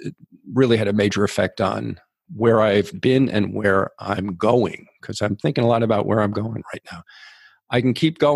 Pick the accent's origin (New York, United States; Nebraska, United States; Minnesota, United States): New York, United States; New York City; moved away as an adult; also born or lived in San Francisco / Minneapolis / London / Oregon; now in Mexico; I grew up in New York City on mostly on Central Park West and 57th Street, those two spots in Manhattan, half a block from Carnegie Hall, half a block from Tiffany's.